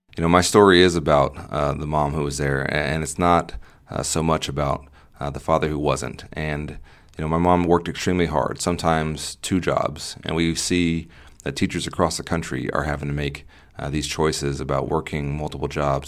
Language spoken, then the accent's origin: English; North Texas, United States; I'm running here in my hometown where I was born and raised